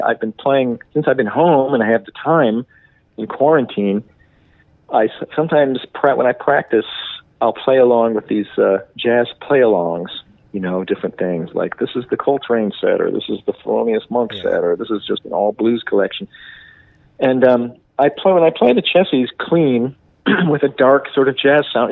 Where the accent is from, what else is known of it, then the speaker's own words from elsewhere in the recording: Detroit, Michigan, United States; growing up in the Detroit